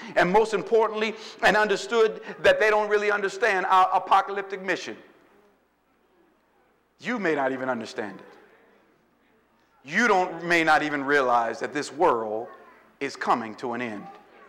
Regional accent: New Orleans, Louisiana, United States; listen, I'm from New Orleans, and you know, if you eat something that is not flavored, you got that look.

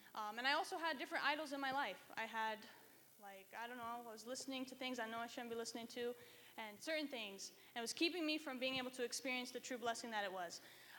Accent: Reno, Nevada, United States; I'm from Reno. I go to the university there

